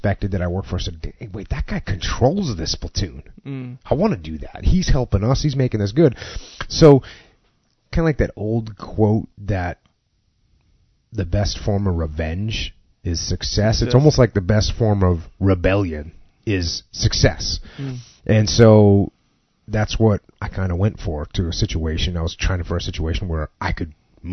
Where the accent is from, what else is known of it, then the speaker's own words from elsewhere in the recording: New England, United States; moved away as an adult; I grew up in New England